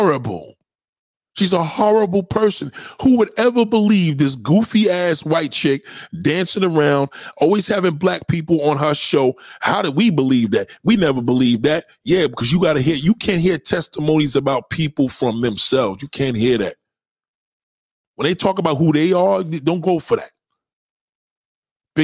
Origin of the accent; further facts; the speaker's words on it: New York, United States; I'm a New Yorker